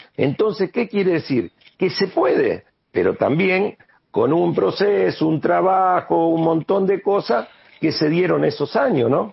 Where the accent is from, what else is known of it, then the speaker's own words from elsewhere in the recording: Santa Fe, Argentina; yo salí de acá, de esta ciudad, yo salí de la Liga Santafesina de Fútbol